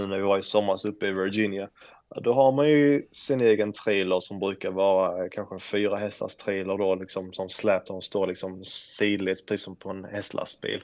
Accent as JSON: {"language": "Swedish", "country": "Sweden", "moved": "as an adult", "lives_now": "United States", "said": "hemma i Sverige"}